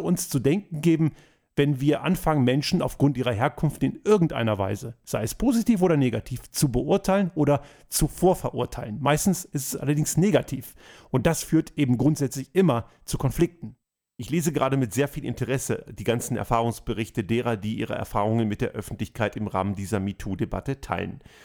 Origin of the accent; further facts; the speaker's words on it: Germany; moved away as an adult; now in Austria; Ich bin in Deutschland geboren und aufgewachsen und lebe heute in Österreich